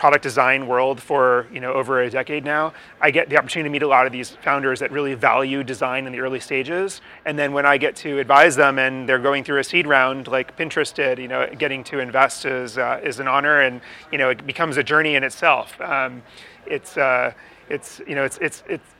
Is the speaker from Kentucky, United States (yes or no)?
no; Newton, Massachusetts, United States; I grew up in Newton, Massachusetts